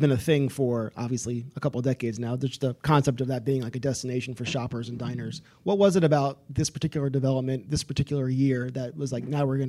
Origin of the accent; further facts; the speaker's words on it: Richmond, Virginia, United States; I have. Okay, so have I.